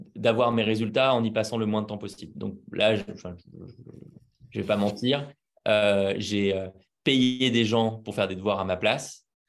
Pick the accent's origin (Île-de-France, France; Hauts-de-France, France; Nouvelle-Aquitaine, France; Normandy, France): Île-de-France, France; Paris; je suis né à Paris. J'y ai vécu quasiment toute ma vie, à part deux ans où je suis parti vivre en nomade